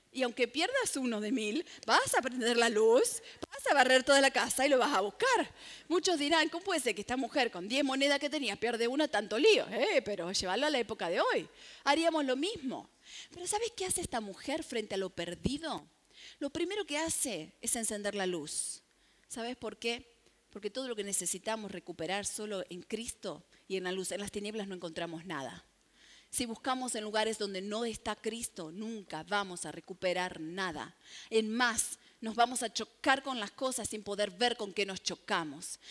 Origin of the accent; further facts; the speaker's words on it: Santa Fe, Argentina; Como buena santafesina